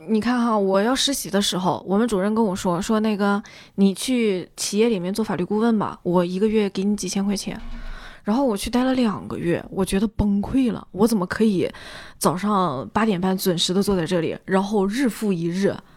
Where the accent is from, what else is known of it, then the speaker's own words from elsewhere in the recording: Northeast China, China; 因为我们东北嘛